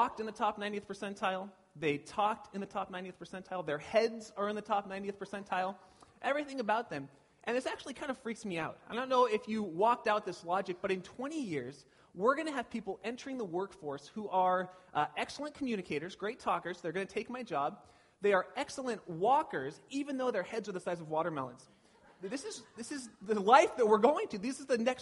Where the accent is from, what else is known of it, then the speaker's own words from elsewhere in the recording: Pasadena, California, United States; now in Petaluma, United States; I grew up in SoCal down by Pasadena